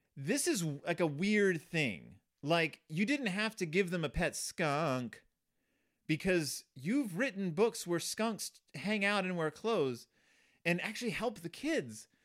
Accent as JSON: {"language": "English", "region": "the South", "country": "United States", "tie": "born or raised there", "said": "I grew up in the South"}